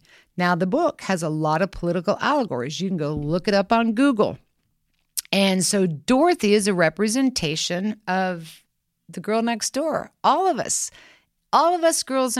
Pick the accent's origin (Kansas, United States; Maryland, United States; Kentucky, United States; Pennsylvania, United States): Kansas, United States; But I can't help myself. I'm from Kansas.